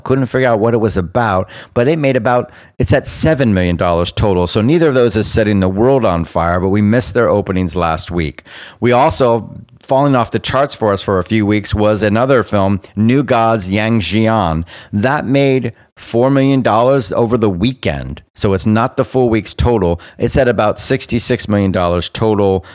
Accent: Bermuda; I am a British subject, colonial born, because I was born in Bermuda

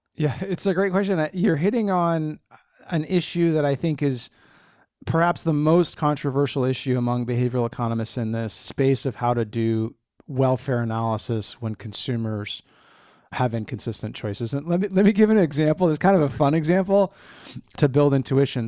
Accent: Eugene, Oregon, United States; moved away; I grew up on the West Coast, specifically in Eugene, Oregon, the track capital of the world, and I'm a proud Eugenian.

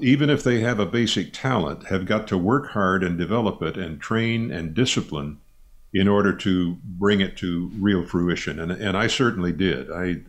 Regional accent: Midwest, United States; I grew up in the Midwest, kind of the lower Midwest, and my mother was from the South.

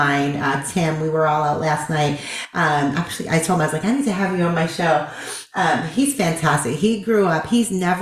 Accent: Boston, Massachusetts, United States; now in the South, United States; I'm from Boston

